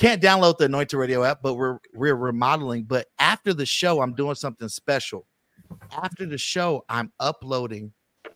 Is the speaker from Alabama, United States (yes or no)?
no; the Bay Area, California, United States; now in Las Vegas, United States; I'm from the Bay